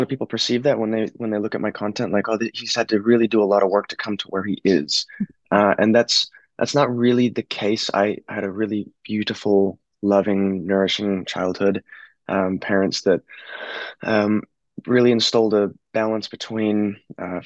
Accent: Montana, United States; now in Australia; growing up in the States, I lived in a small town in Montana

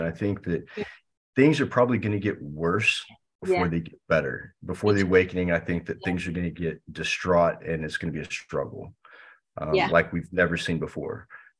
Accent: United States; especially as an American, you know, living in the US

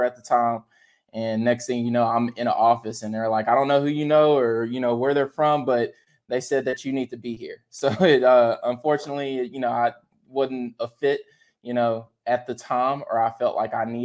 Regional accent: Dry Prong, Louisiana, United States; moved away as an adult; also born or lived in Los Angeles, California / Baton Rouge, Louisiana; now in Dallas, United States; When my parents retired, we moved to Louisiana, small town. It's called Dry Prong.

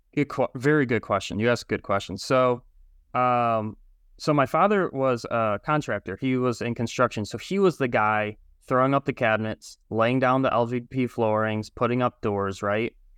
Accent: Michigan, United States; I'm from Michigan

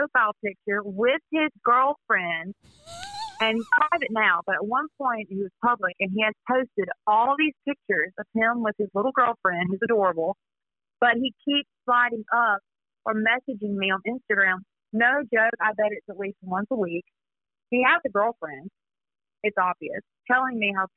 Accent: South Mississippi, United States; I'm from South Mississippi, so we get everything. It's crazy here.

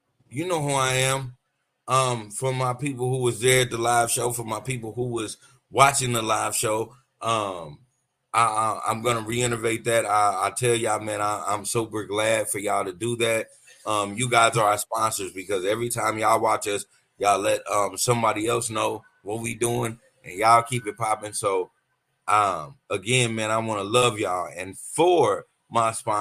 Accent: United States; also born or lived in Kansas City / Tulsa, Oklahoma; I'm a product of Kansas City and I'm also a product of, Tulsa, Oklahoma

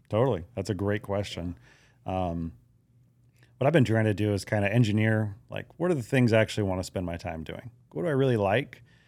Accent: Hawaii, United States; moved away; I grew up in Hawaii

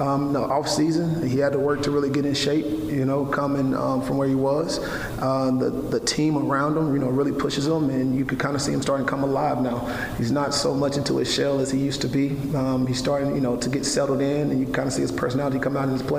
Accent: Amory, Mississippi, United States; now in Waco, United States; my hometown of Amory, Mississippi

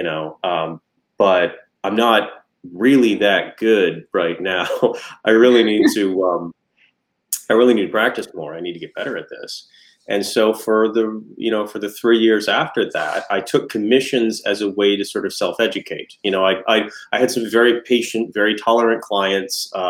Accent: Atlanta, Georgia, United States; we're from Atlanta

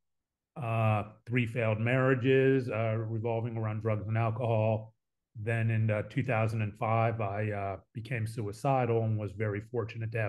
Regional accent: Pittsburgh, Pennsylvania, United States; moved away as an adult; also born or lived in Dallas; Born and raised in Pittsburgh, middle of three boys

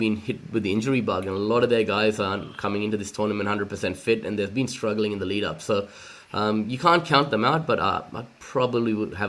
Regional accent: Chennai, Tamil Nadu, India; now in Australia; my hometown of Madras or Chennai

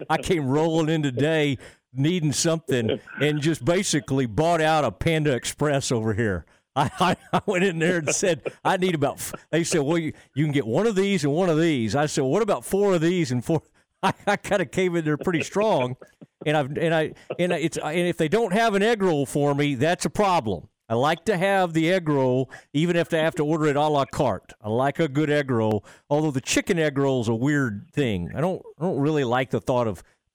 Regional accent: Kaufman County, Texas, United States; growing up in Kaufman County

